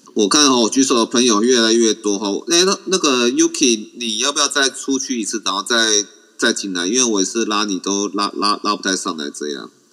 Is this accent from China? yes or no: no; Taiwan; 我们台湾人在美国